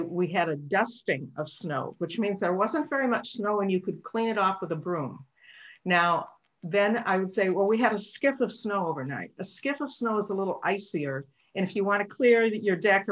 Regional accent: Grand Rapids, Michigan, United States; moved away as an adult; now in Marquette, United States; I was born and raised downstate in Grand Rapids

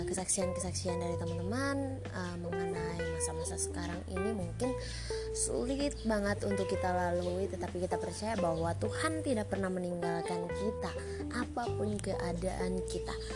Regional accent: Kupang, East Nusa Tenggara, Indonesia; now in Jakarta, Indonesia; Aku dari Kupang NTT sekarang stay di Jakarta

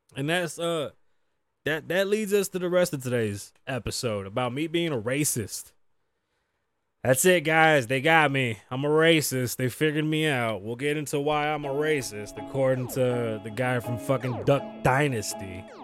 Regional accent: Las Vegas, Nevada, United States; also born or lived in New York; I'm from the east side of Las Vegas

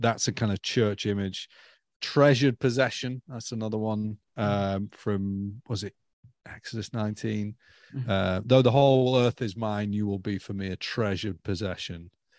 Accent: Stoke-on-Trent, West Midlands, United Kingdom; moved away as an adult; now in London, United Kingdom; So I am a bloke from Stoke, grew up in Stoke-on-Trent, Christian family. The house was named Narnia.

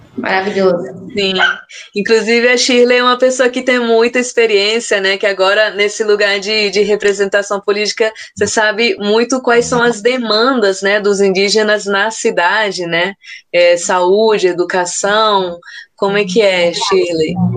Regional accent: São Paulo, Brazil; now in Brasília, Brazil; Eu sou nascida na cidade de São Paulo

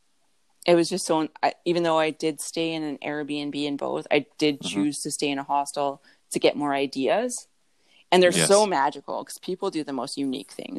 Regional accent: Thunder Bay, Ontario, Canada; also born or lived in British Columbia; I'm from Thunder Bay, but I was living in British Columbia

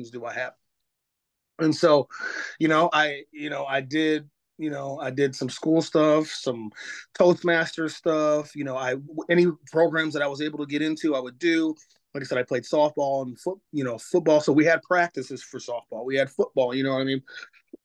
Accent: Ravenna, Ohio, United States; I grew up in Ravenna, Ohio.

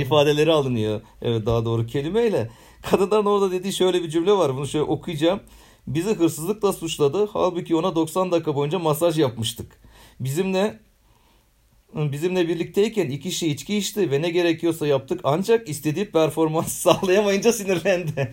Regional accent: Istanbul, Turkey

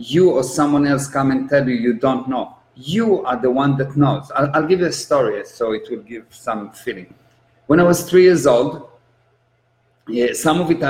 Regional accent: Israel; I'm an Israeli. I was born in Israel

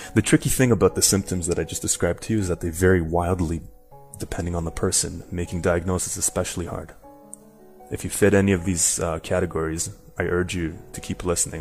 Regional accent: Canada; moved away as an adult; now in Madrid, Spain; So I'm Canadian, but uh, currently living in Madrid

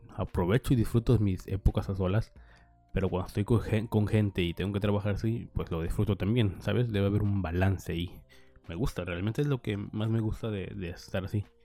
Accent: Nayarit, Mexico; now in Sinaloa, Mexico; yo soy de Nayarit, pero vivo en Sinaloa

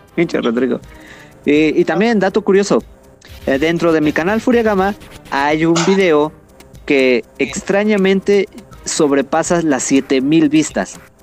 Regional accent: Mexico City, Mexico; somos nativos de la Ciudad de México.

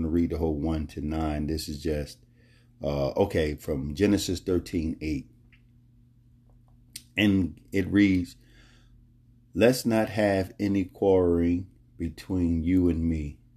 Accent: Philadelphia, Pennsylvania, United States; moved away; also born or lived in Florida Keys; I was born and raised in Philadelphia

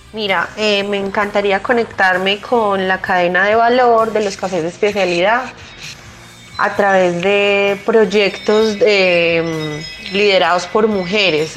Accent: Colombia; nosotros como colombianos

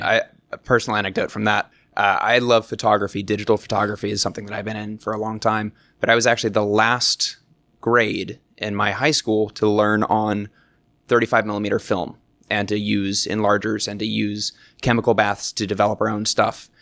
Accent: Texas, United States; my home state of Texas, which I love dearly.

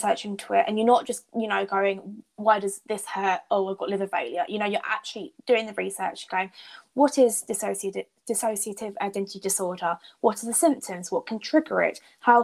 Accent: United Kingdom; as British people

